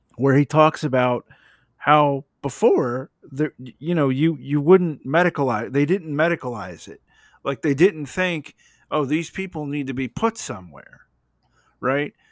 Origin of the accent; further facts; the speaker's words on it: the South, United States; I live in the South and I'm from the South